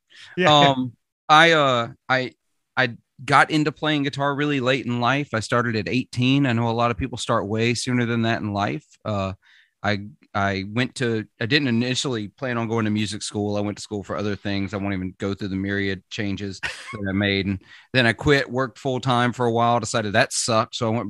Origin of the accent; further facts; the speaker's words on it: Mississippi, United States; accent: Southern accent; I'm from Mississippi. For those that don't know, if you can't hear it in the accent, that's okay. I worked very hard to get rid of my accent when I was 16 because ashamed of my Southern accent, but I've since allowed it to come back.